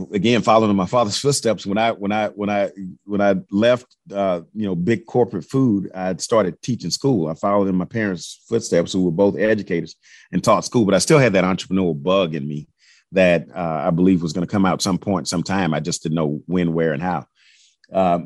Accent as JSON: {"language": "English", "town": "Houston", "region": "Texas", "country": "United States", "said": "I'm from Fifth Ward, but my roots in Third and Fourth Ward I grew up going to church in Fourth Ward"}